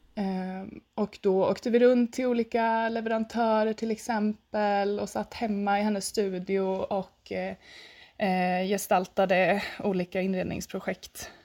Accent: Östergötland, Sweden; jag sitter ju här i Östergötland, i mitten på Östergötland ungefär eh, och bor på mina föräldrars gård eh, där jag växte upp

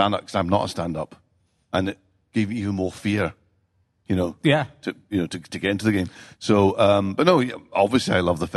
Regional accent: Glasgow, Scotland, United Kingdom; also born or lived in London; growing up in Glasgow

